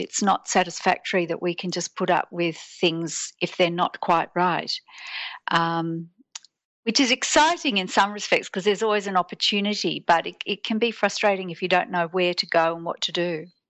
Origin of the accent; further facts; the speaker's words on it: Sydney, New South Wales, Australia; I'm born and bred in Sydney